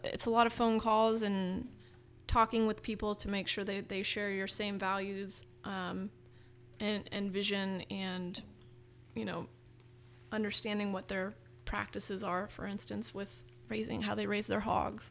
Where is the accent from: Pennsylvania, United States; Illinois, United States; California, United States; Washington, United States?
California, United States; Marin; growing up in Marin